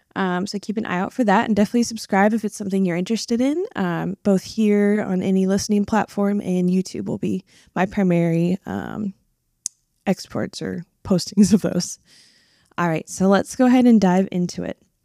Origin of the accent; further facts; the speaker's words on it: Washington, United States; I am originally from Washington State.